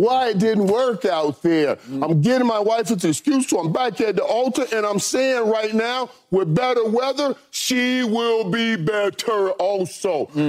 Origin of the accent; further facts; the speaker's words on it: Miami, Florida, United States; You know, I'm from Miami. I consider myself a Miami Cowboy.